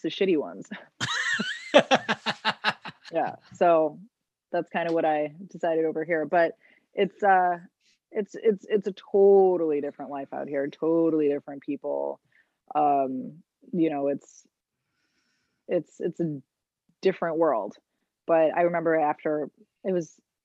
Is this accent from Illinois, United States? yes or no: yes; Chicago, Illinois, United States; moved away as an adult; now in Los Angeles, United States; It's Chicago. It's like Chicago, but I live in Los Angeles.